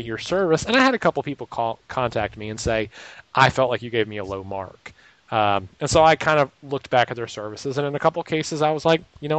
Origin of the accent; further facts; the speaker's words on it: Raleigh, North Carolina, United States; Raleigh, North Carolina, which is my hometown where I live